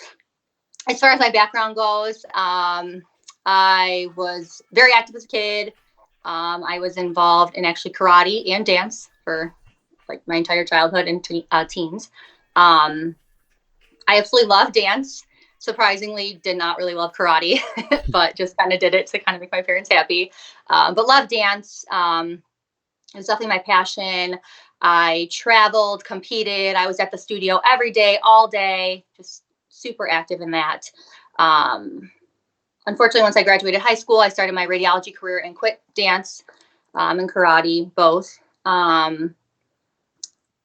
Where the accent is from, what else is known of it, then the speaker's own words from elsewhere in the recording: Michigan, United States; I'm from Michigan, so United States